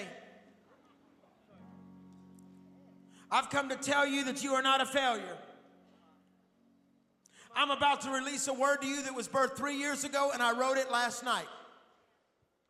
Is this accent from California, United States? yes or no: no; Texas, United States; I'm from Texas